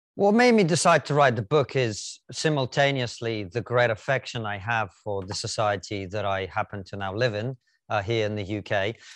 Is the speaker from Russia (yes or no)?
yes; Russia; now in United Kingdom; I, for example, am a first generation dark-skinned Russian immigrant